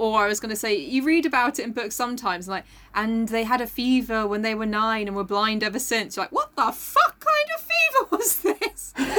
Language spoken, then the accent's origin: English; Scotland, United Kingdom; moved away